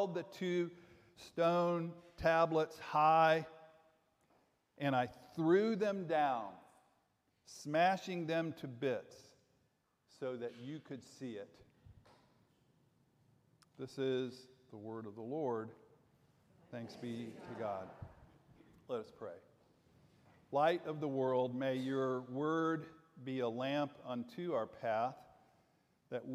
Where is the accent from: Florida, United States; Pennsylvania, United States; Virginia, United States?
Florida, United States; Jacksonville; Growing up in Jacksonville